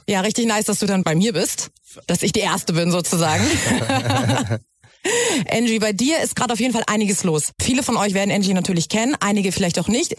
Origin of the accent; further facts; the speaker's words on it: Germany; ich bin ja selber Deutsch, also meine Eltern sind beide ja. Deutsch